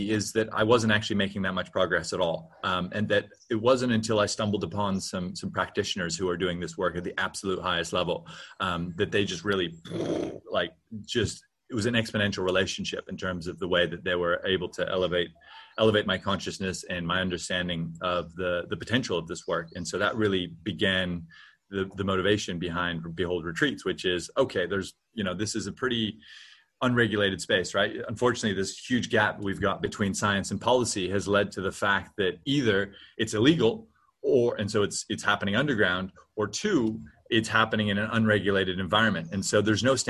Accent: Hawaii, United States; moved away as an adult; also born or lived in New Zealand; I grew up in Hawaii

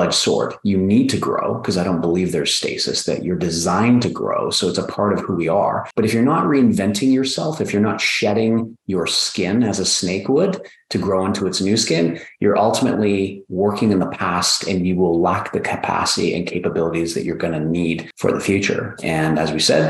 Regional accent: Canada; I'm from Canada, I'm a toy maker from the North.

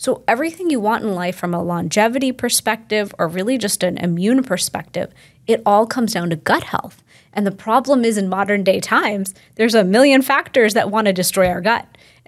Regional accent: Houston, Texas, United States; I'm from Houston, Texas, and I grew up in a household right here in the West with an immigrant family

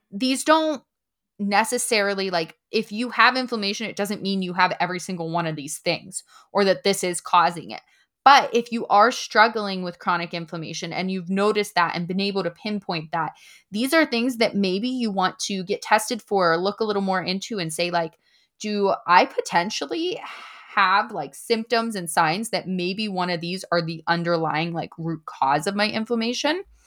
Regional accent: Punxsutawney, Pennsylvania, United States; I'm settled here. This is my hometown, and I love it. It's just a quaint little town

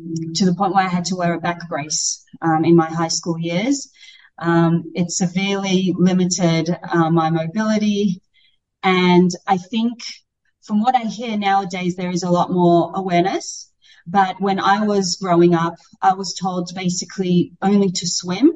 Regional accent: Australia; moved away as an adult; I grew up in Australia from the age of 5 to 19.

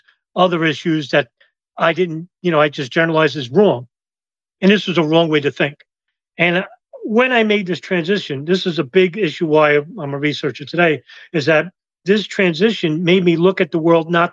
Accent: New York City, New York, United States; also born or lived in Lower Westchester; I was born in Brooklyn, but I live in Lower Westchester

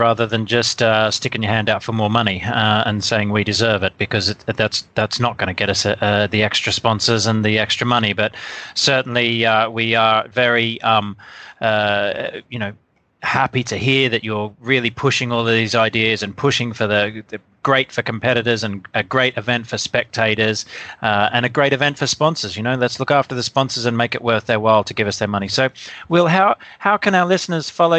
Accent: Australia; now in United Kingdom; Me being Australian, living in the UK

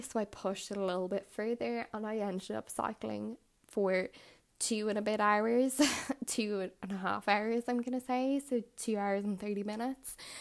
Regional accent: Ireland; I hail from Ireland.

